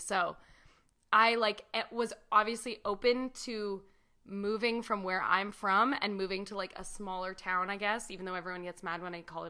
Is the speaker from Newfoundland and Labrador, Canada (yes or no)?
no; Toronto, Ontario, Canada; moved away as an adult; now in St. Catharines, Canada; as someone who's born and raised in Toronto